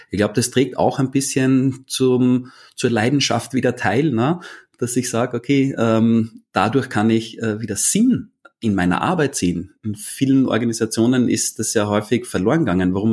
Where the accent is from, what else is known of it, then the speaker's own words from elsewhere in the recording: Vienna, Austria; ich bin aus Österreich, das ist eine Entschuldigung.